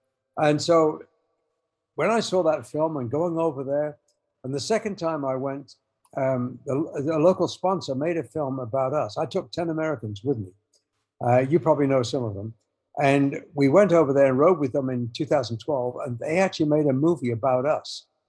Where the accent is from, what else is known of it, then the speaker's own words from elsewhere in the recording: England, United Kingdom; And yeah, they were easy to do because I'm English and that.